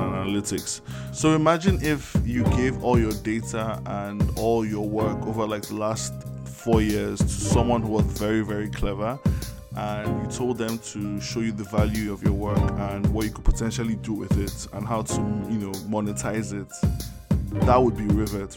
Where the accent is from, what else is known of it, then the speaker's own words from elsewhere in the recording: Niger; English is a second language; moved away; I come from Niger so like English isn't my first language.